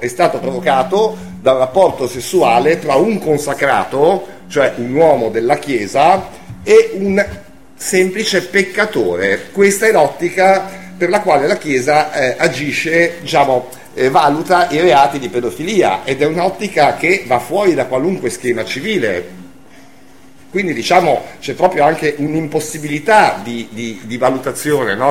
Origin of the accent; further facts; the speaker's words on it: Savona, Liguria, Italy; io sono di Savona